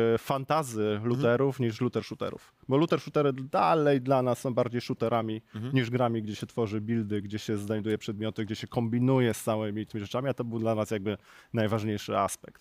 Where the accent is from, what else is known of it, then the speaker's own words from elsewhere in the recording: Kraków, Lesser Poland, Poland; Jestem z Krakowa